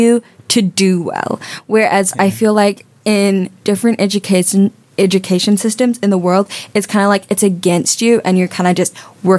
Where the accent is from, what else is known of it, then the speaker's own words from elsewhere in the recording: New Zealand; also born or lived in Samoa; I started off in primary school, like half in New Zealand, and then I studied in Samoa for 5 years in an international school, and I just moved back here.